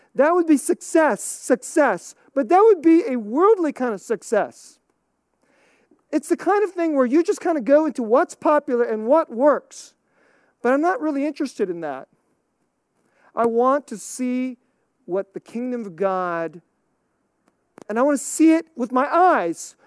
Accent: United States; I'm American

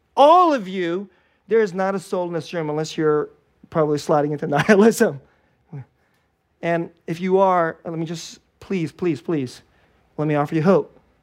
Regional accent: Bay Area, California, United States; English is a second language; also born or lived in Korea / Richmond, California / Hayward, California; I was born in Korea, and my parents, you know, you know, we immigrated to the United States when I was five years old. I'm a Bay Area kid

